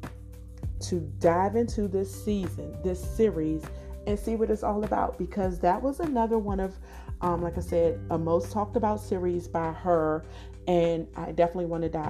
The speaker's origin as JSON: {"language": "English", "town": "Washington", "region": "District of Columbia", "country": "United States", "tie": "born or raised there", "said": "I was born and raised in Washington, D.C."}